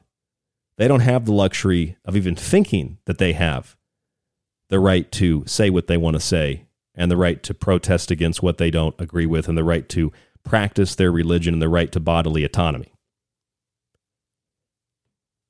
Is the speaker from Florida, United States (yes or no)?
yes; Florida, United States; now in Arizona, United States; I'm from Florida.